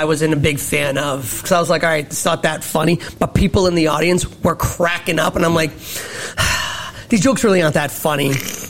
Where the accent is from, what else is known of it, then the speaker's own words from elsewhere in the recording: Cambridge, Massachusetts, United States; We live in Massachusetts. I'm from Cambridge.